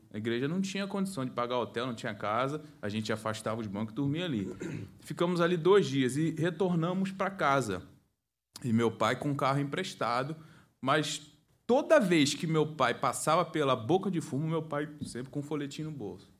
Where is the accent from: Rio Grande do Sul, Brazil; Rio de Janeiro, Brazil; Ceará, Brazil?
Rio de Janeiro, Brazil; o pastor Bruno caguetou que eu sou do Rio